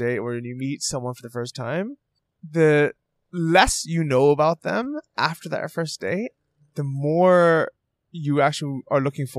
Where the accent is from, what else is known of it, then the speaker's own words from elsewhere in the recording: San Francisco, California, United States; Yeah, I like it, and actually, I feel kind of the same way, because I grew up in San Francisco.